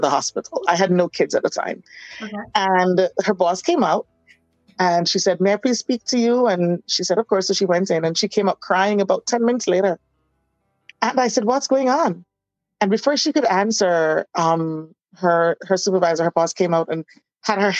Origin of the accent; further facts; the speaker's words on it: Jamaica; also born or lived in Florida / Miami; now in New York, United States; I'm from Jamaica